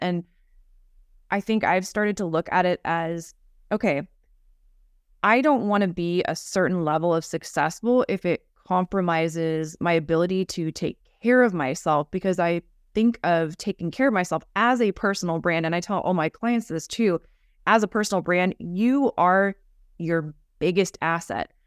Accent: United States; growing up in America, in our culture

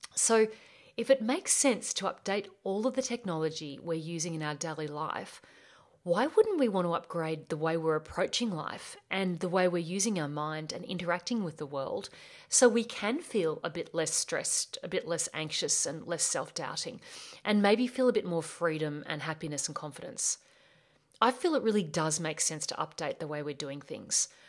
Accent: Australia; accent: Australian; I'm from Australia. Yes, that's my accent. And I grew up on a property in the beautiful Australian bush

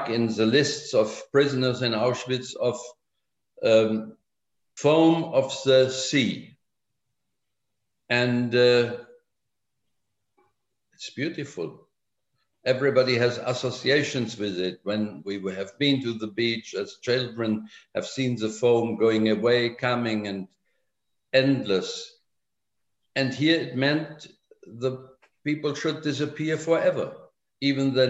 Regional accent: Germany; English is a second language; my work there as a young German

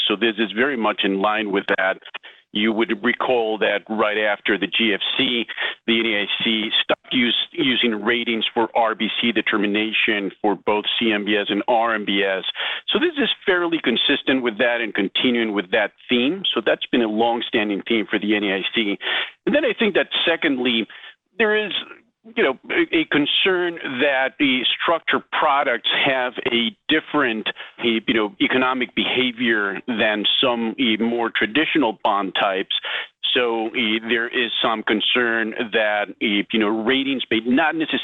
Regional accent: Quito, Pichincha, Ecuador; my hometown is Quito, Ecuador.

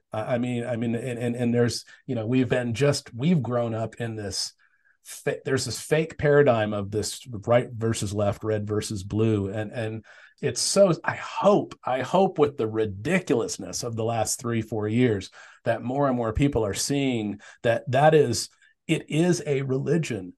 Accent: Tempe, Arizona, United States; I grew up in Tempe

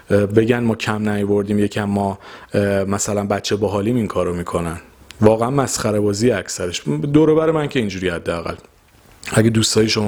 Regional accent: Iran; ما تو ایرانیم

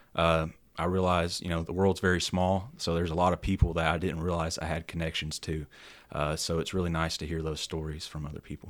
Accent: Lebanon, Tennessee, United States; moved away as an adult; now in West Tennessee, United States; I was born and raised out in Middle Tennessee, out in Lebanon

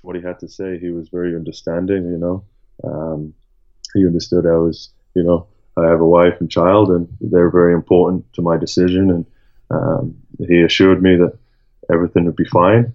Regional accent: Durham, North East England, United Kingdom; now in Sheffield, United Kingdom; I'm from Durham, which is in the northeast, and when I was growing up, it was either Sunderland or Newcastle

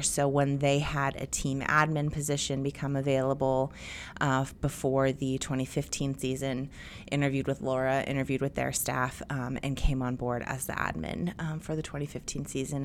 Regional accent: Bay Area, California, United States; I'm a product of the eighties and I grew up in the Bay Area

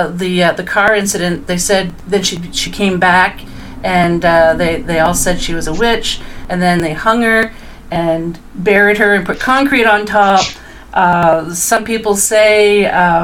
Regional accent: Dieppe, New Brunswick, Canada; I'm originally from Dieppe, which is just outside of Moncton, New Brunswick

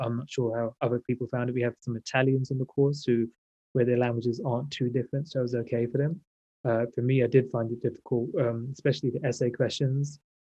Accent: London, United Kingdom; also born or lived in Valencia, Spain; I'm a dentist born and raised in London, UK, and I work here as well.

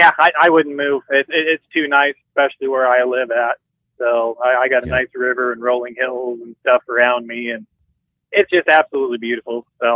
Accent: Nebraska, United States; I grew up in Nebraska. I've lived in a couple other different states, but I guess it's home.

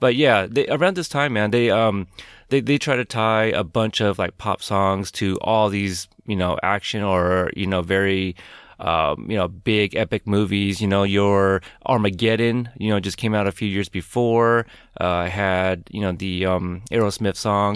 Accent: West Coast, United States; I grew up like, um, like a West Coast kid.

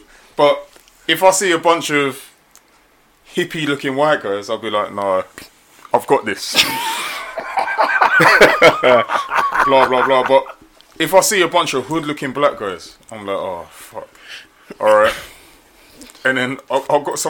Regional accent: London, United Kingdom; I'm from Tottenham

